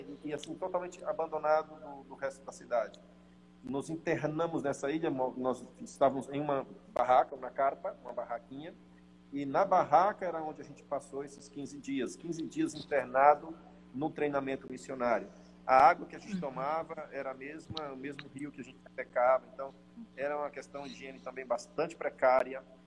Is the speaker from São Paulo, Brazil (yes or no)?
no; Tocantins, Brazil; moved away as an adult; now in Marcos Paz, Argentina; Nós somos do Tocantins, somos do Presbitério Norte do Tocantins